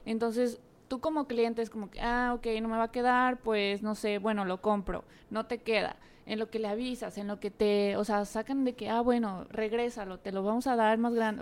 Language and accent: Spanish; Mexico; aquí en México